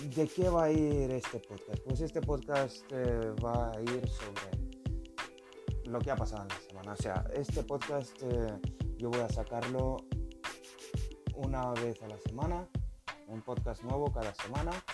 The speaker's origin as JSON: {"language": "Spanish", "country": "Lithuania", "also_born_or_lived": "Spain", "second_language": "Spanish", "moved": "yes", "lives_now": "Norway", "said": "yo soy lituano, eh, vive en Noruega, bueno, trabajo en Noruega"}